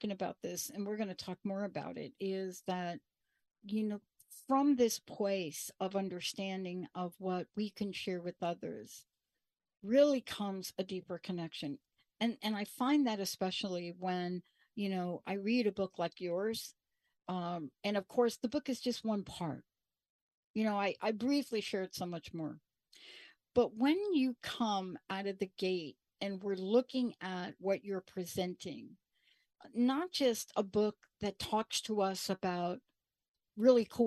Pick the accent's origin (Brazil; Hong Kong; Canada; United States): United States; Bronx, New York; I'm a girl from the Bronx.